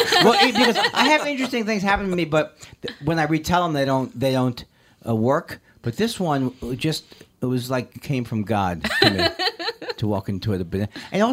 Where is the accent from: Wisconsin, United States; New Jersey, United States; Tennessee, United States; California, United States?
California, United States; because I'm from California, I prefer the original Sex Land.